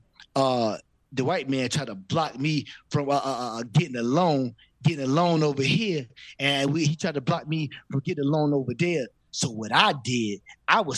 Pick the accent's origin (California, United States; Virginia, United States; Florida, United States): Virginia, United States; we grew up in Virginia